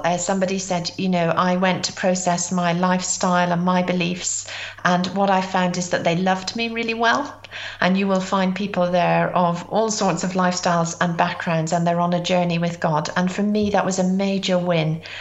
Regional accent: Ireland; also born or lived in Britain; now in United Kingdom; I'm Irish

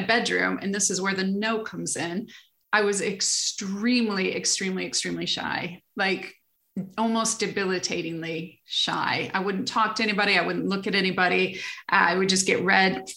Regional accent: Michigan, United States; moved away as an adult; now in England, United Kingdom; I grew up in Michigan, lived in Michigan all my life until 30 something, early 30s when I moved over to England

